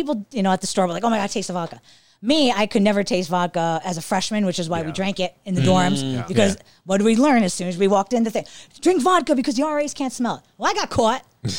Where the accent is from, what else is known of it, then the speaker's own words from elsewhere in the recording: Cork, Munster, Ireland; I'm from County Cork, and I'm from here